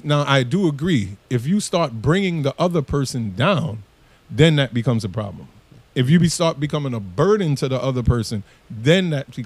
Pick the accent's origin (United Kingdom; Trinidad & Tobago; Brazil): Trinidad & Tobago; I could tell you as a Trinidadian